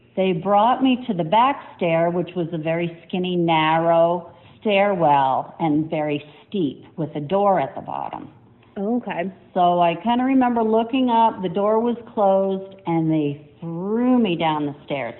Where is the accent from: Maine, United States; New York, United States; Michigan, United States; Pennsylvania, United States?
Maine, United States; I grew up in Maine um, in a very old farmhouse built in 1795